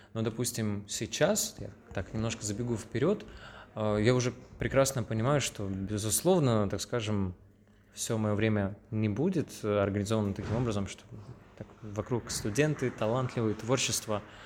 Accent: Surgut, Khanty-Mansi Autonomous Okrug, Russia; я из Сургута

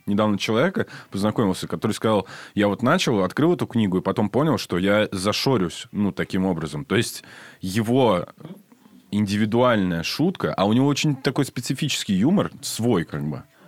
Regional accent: Saint Petersburg, Russia; я из Питера

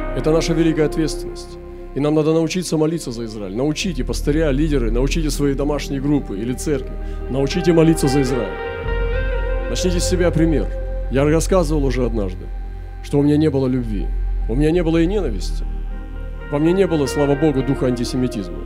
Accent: Russia; Если я уроженец России, если здесь моя родина

